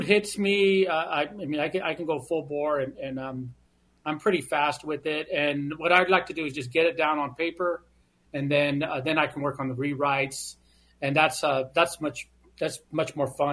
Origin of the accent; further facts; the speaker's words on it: Phoenix, Arizona, United States; I was born and raised in Phoenix and a member of my tribe